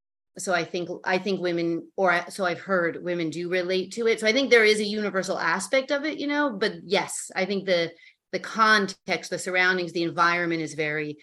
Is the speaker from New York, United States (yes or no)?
yes; New York City, New York, United States; I grew up in the Chelsea Hotel.